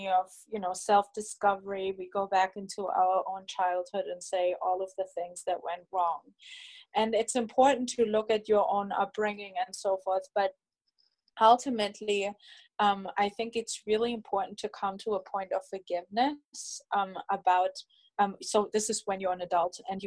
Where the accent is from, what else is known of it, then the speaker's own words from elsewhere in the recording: Germany; moved away; I'm originally from Germany